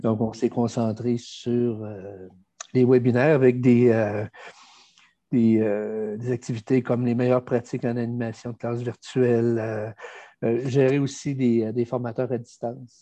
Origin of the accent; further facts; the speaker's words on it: Quebec, Canada; On est des Français euh, américanisés.